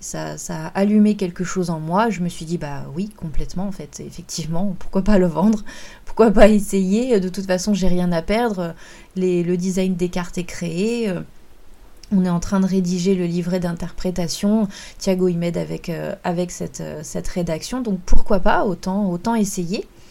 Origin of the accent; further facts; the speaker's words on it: France; chez nous en France